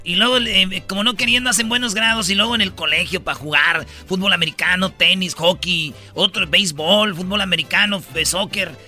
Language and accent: Spanish; Mexico; somos mexicanos